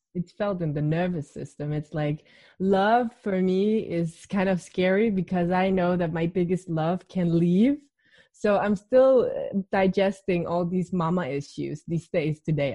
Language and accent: English; Denmark; I'm 28 and I'm from Denmark